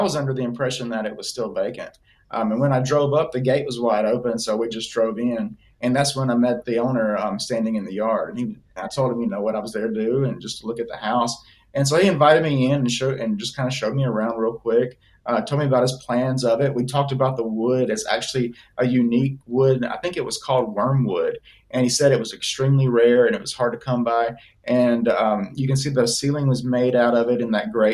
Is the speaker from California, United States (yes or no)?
no; Alabama, United States; now in Florida, United States; I grew up in Alabama. I didn't grow up here in Florida